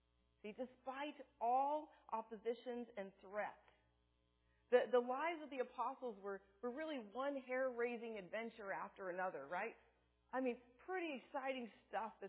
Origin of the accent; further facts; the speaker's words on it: California, United States; also born or lived in Seattle, Washington; so I was really born here, for the most part raised here, but for 2 years lived up in the Seattle area. So moving from California